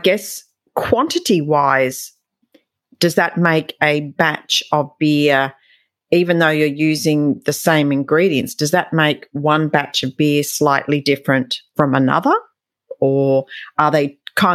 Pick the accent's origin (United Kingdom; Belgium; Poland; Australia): Australia; I'm an Aussie, so clearly I come from a country that loves beer